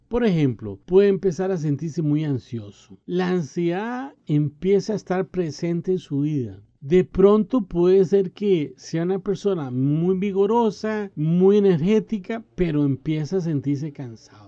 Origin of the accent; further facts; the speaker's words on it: Costa Rica; En mi país, Costa Rica